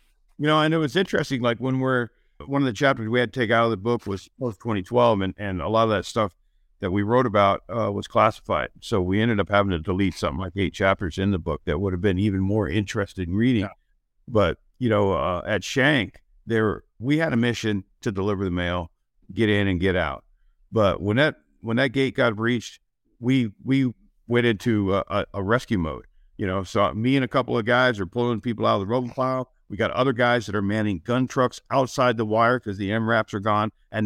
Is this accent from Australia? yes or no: no; Canada; well, I'm from Canada. So a couple means like 30.